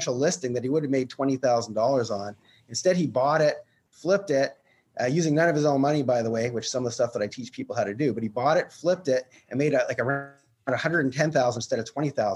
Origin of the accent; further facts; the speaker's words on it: Canada; I'm actually from Canada